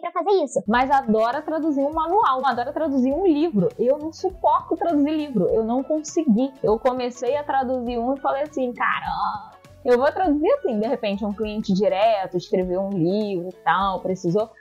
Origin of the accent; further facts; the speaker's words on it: Brazil; first language Portuguese; a língua portuguesa, que é a minha língua materna, né, gente? Eu sou brasileira, eu falo português